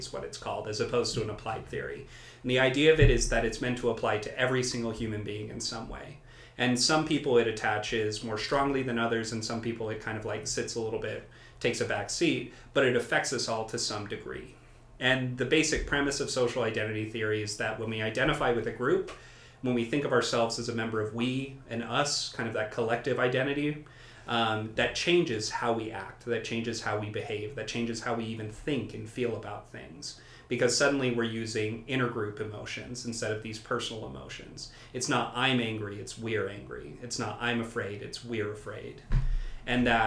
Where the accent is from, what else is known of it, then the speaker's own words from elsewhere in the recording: Utah, United States; now in Madison, United States; I grew up in Utah, and Utah is a very interesting state in the Union